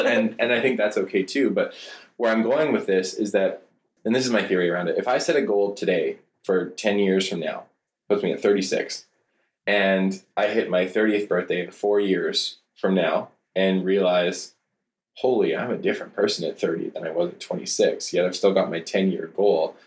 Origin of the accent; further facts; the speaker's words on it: Cranbrook, British Columbia, Canada; I grew up in Cranbrook, BC